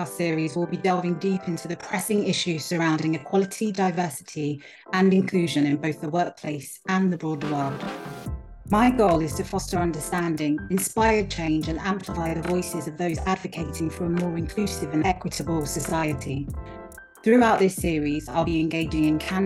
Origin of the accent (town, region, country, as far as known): United Kingdom; born or raised there; also born or lived in Nigeria